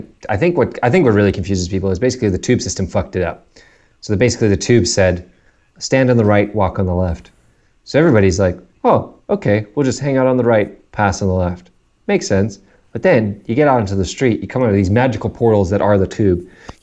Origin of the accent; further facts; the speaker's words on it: South Africa; now in Canada; because we grew up in South Africa, learned all these like British / English phrases and terms from my parents, and then we moved to Canada